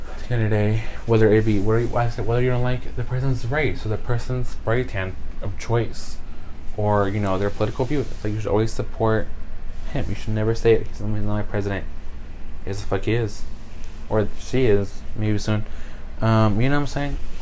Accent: United States; I, my ass was born in America. I am an American citizen

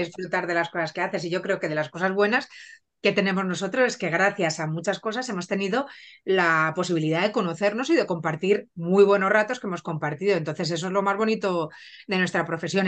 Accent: Barcelona, Catalonia, Spain; also born or lived in Benidorm; me fui a Barcelona porque yo soy de allí de Barcelona y fui a estudiar farmacia

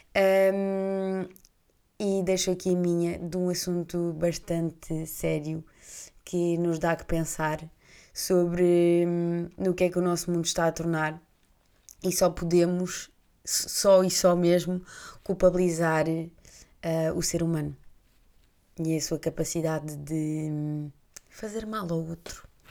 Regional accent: Portugal

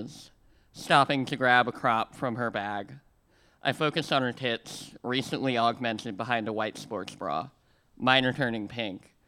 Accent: Missouri, United States; I come from a land of rivers. In Missouri, the only lakes are man-made

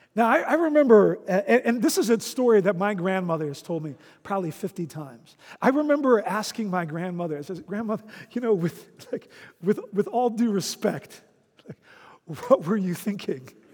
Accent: Netherlands; moved away; When I was a child growing up in the Netherlands

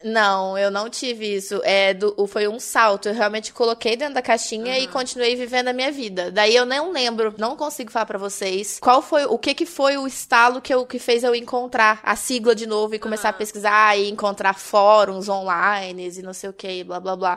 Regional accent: Minas Gerais, Brazil; Eu, eu sou mineira

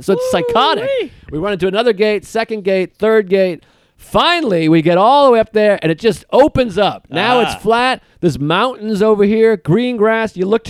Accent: United States; I'm an American

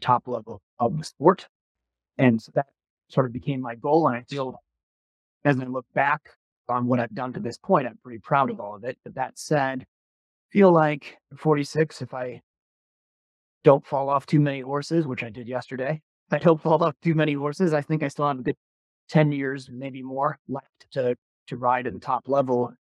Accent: Milwaukee, Wisconsin, United States; growing up in Milwaukee, Wisconsin

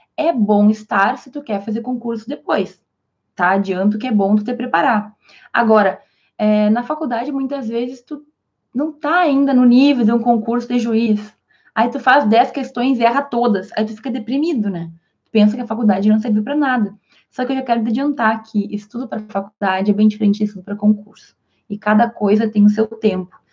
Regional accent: interior of Rio Grande do Sul, Brazil; also born or lived in Spain; eu sou aqui do interior do Rio Grande do Sul

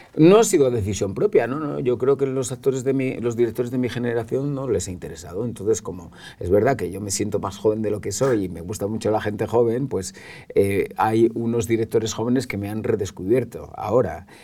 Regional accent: Calahorra, La Rioja, Spain; now in Madrid, Spain; Yo soy riojano, me siento riojano, soy calagurritano.

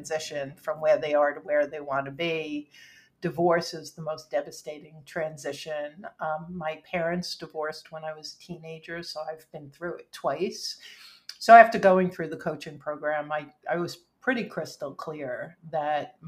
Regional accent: New York City, New York, United States; I grew up in Rockaway Park, New York, which is surprises most people.

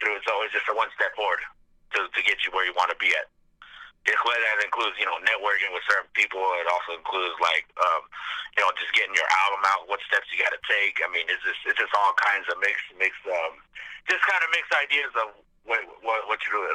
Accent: San Francisco, California, United States; I grew up in San Francisco

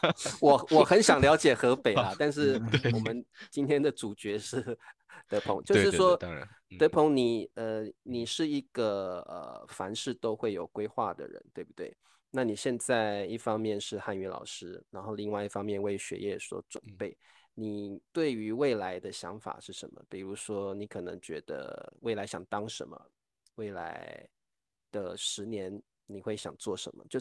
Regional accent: Taiwan; 你看在在台湾，我们讲闽南语嘛，我们叫讲台语嘛，然后我们是

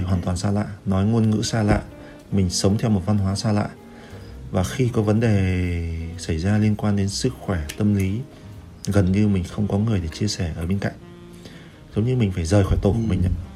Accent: Vietnam; moved away as an adult; also born or lived in France

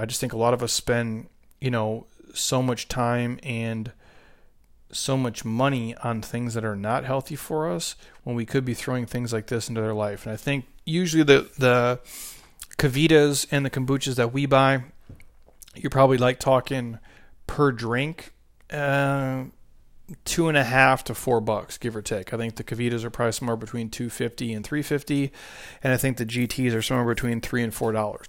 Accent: Midwest, United States; I grew up in the Midwest

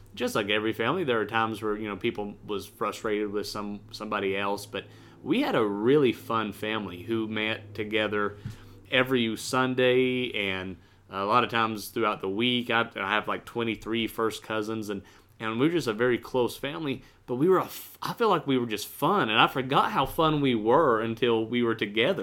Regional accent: United States; I'm red-blooded American

